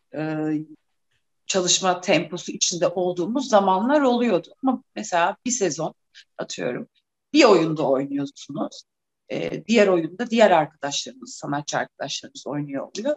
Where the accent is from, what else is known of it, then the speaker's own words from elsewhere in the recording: Trabzon, Turkey; Trabzonluyum, Trabzon Devlet Tiyatrosu'na gidip oyunlar izlerdik. Babamla sık sık beni çocuk oyunlarına götürdü